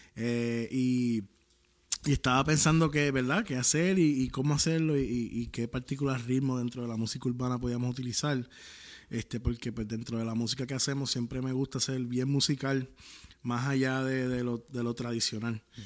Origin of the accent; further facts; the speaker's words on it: Puerto Rico; soy de Puerto Rico.